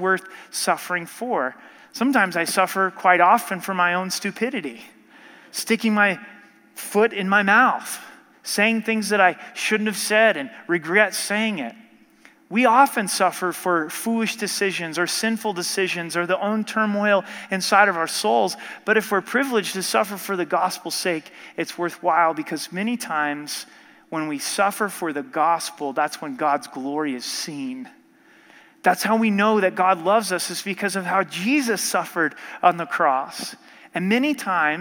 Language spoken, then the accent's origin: English; United States; We're pretty comfortable as American Christians